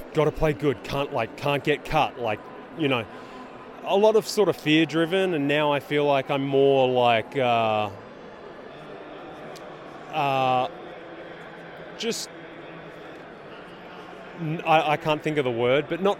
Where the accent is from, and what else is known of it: Australia; now in United States